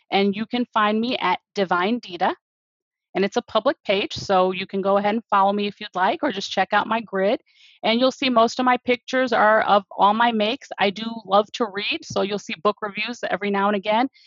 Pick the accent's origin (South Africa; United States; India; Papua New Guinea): India; I will pronounce their names because I'm Indian the way that their parents pronounce them.